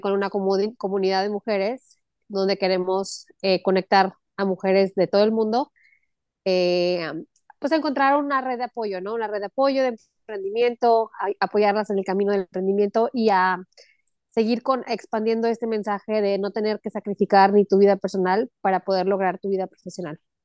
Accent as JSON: {"language": "Spanish", "region": "Aguascalientes", "country": "Mexico", "tie": "born or raised there", "also_born_or_lived": "El Paso, Texas / Mexico City / Los Angeles / Texas", "moved": "as an adult", "lives_now": "Cancún, Mexico", "said": "nací en El Paso, Texas, o sea, muy cerca de, de donde estás tú. Y este, crecí toda mi vida en Aguascalientes hasta los 22 años"}